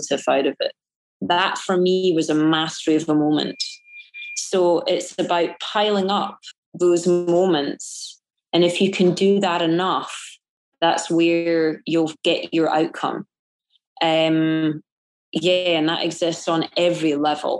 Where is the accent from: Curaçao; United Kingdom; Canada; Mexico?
United Kingdom; Scotland; it's being Scottish. It's that Calvinistic sensibility that I grew up